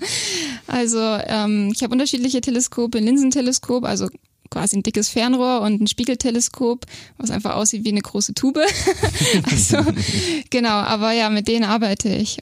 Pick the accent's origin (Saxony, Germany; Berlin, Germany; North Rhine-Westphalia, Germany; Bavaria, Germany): Bavaria, Germany; Bobingen; also born or lived in Augsburg; geboren in Augsburg, aber aufgewachsen in Bobingen